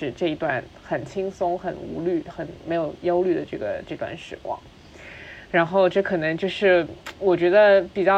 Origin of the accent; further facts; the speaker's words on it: Shanghai, China; 因为上海小的时候好像也不怎么开空调，所以你你就是降温的一个两个方法，一个就是吃西瓜，一个就是喷花露水。